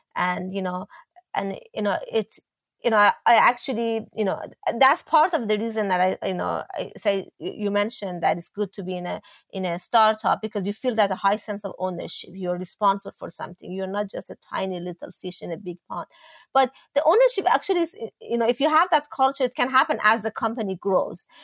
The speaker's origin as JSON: {"language": "English", "country": "Iran", "tie": "born or raised there", "moved": "yes", "said": "when I was growing up in Iran"}